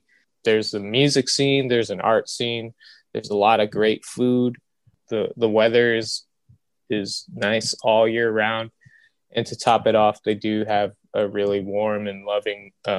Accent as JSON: {"language": "English", "region": "Maryland", "country": "United States", "tie": "born or raised there", "also_born_or_lived": "New York", "moved": "yes", "lives_now": "Hawaii, United States", "said": "I'm originally from Maryland. Born just outside of DC. I lived in New York for some time, and then I made my way over to Hawaii, and I've been in Hawaii ever since."}